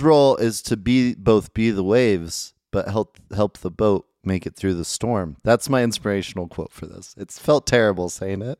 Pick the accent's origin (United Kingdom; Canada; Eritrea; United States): United States; Medford, Oregon; now in Utah, United States; I'm from Medford, Oregon